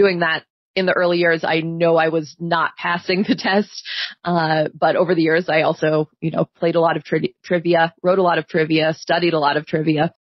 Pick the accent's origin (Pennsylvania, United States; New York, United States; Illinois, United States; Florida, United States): Pennsylvania, United States; moved away as an adult; now in Kent, United States; I grew up in Pennsylvania, where there's a lot of small towns